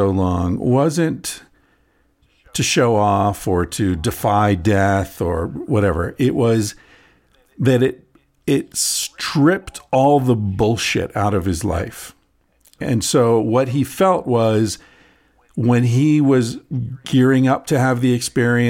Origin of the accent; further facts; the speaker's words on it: Pennsylvania, United States; I grew up in Pennsylvania.